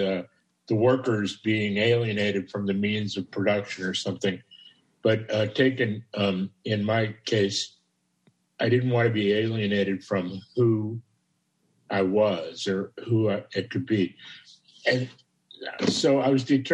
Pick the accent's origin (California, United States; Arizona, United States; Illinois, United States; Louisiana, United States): Illinois, United States; Chicago; born and raised in Chicago